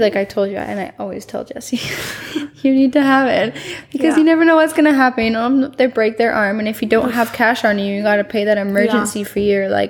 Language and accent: English; Canada; now in Puerto Vallarta, Mexico; I'm Canadian.